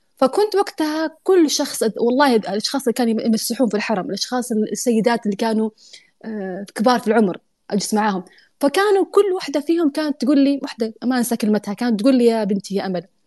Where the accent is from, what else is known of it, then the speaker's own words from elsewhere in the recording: Saudi Arabia; moved away as an adult; now in United Arab Emirates; انا اصلا جايه من السعوديه